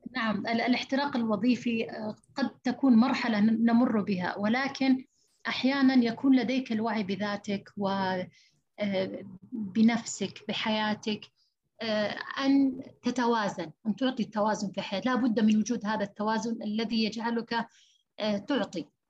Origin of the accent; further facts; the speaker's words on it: Saudi Arabia; فإحنا عندنا في السعودية